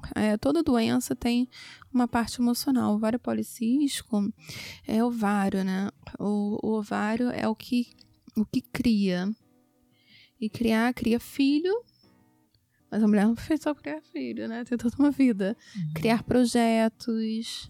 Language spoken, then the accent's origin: Portuguese; Rio de Janeiro, Brazil; Eu sou do Rio de Janeiro, meu consultório é no Leblon